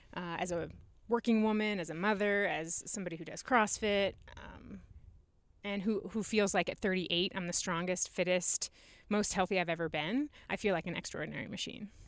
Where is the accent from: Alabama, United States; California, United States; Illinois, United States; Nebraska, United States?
Nebraska, United States; moved away as an adult; also born or lived in Omaha / Fremont / Hastings / Aurora; I grew up in Nebraska